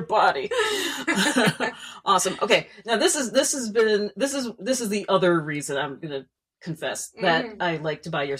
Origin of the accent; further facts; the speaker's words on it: New Jersey, United States; now in Hawaii, United States; we're both from New Jersey